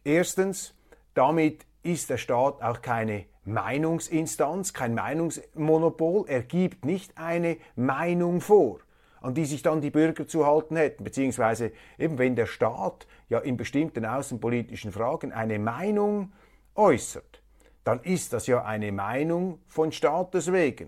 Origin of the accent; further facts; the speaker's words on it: Switzerland; als Schweizer